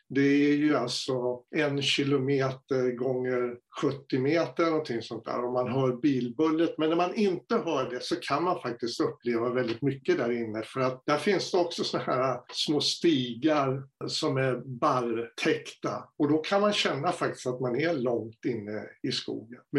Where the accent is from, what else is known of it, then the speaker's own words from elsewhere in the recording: Stockholm, Stockholm County, Sweden; now in Skåne, Sweden; jag är uppvuxen i Stockholm och när jag kommer dit och ser en bergknalle täckt av mossa, lava, och så står det några tallar runt om